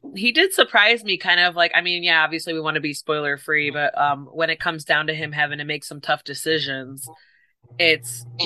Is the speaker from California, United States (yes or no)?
no; Chicago, Illinois, United States; I'm from Chicago area